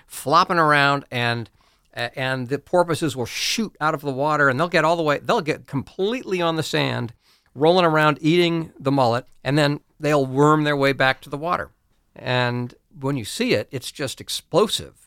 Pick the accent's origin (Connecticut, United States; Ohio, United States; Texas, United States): Ohio, United States; also born or lived in New England / South Carolina; now in Pennsylvania, United States; I grew up in Ohio